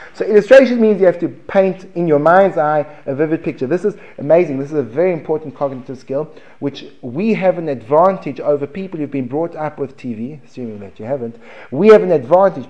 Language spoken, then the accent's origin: English; United States; accent: American; my American accent